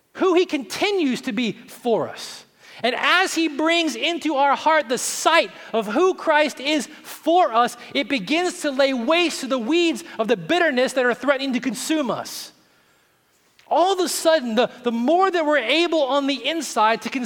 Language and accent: English; Tennessee, United States; I'm from Tennessee